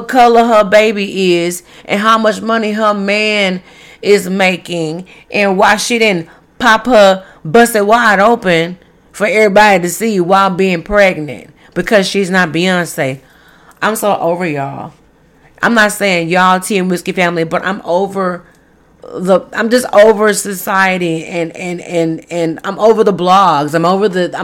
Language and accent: English; Dallas, Texas, United States; my hometown, Dallas